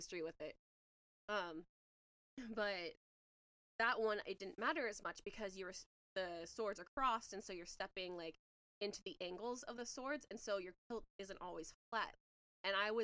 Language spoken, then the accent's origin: English; Spokane, Washington, United States; I'm from Spokane, Washington. and I went to Shadle Park